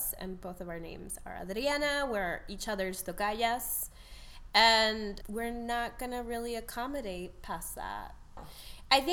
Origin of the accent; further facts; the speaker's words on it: Tucson, Arizona, United States; now in Chicago, United States; I was born in Tucson as the first in my immediate family to be born in the U.S.